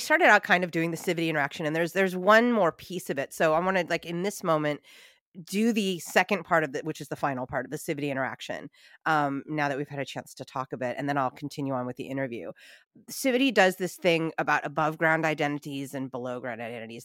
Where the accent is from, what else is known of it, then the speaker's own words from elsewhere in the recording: United States; my heritage is Italian, but I'm American